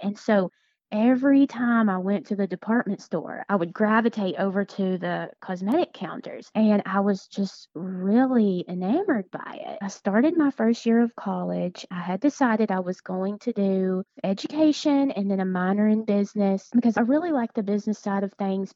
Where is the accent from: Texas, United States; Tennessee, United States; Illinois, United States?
Tennessee, United States; moved away as an adult; I am from Tennessee. My husband and I moved here about 4.5 years ago.